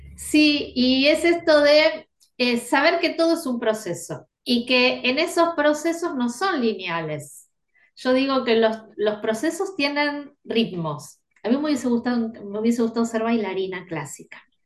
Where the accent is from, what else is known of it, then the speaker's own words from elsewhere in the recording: Buenos Aires, Argentina; soy de Buenos Aires, acá en Argentina